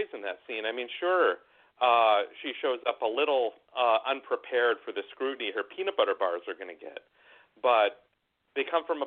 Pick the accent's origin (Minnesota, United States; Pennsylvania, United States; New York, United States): Minnesota, United States; also born or lived in Southern California; now in California, United States; And I live in California now, although I grew up in Minnesota.